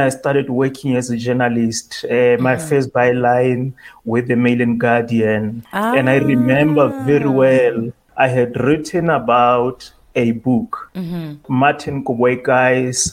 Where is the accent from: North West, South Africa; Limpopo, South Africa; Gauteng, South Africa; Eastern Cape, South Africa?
North West, South Africa; Taung; I grew up in Taung. I lived in a village with my grandparents